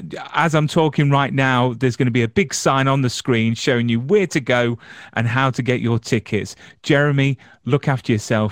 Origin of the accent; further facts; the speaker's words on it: England, United Kingdom; I'm English.